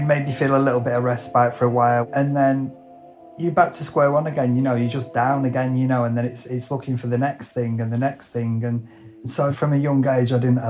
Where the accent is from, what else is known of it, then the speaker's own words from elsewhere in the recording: Lancashire, North West England, United Kingdom; I'm a hairdresser from Lancashire, I'm 59 years of age now